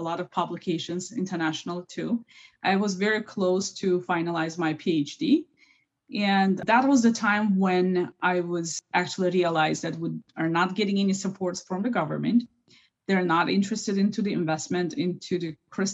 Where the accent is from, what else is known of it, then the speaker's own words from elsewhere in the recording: Baku, Azerbaijan; moved away; I was born and raised in Baku, Azerbaijan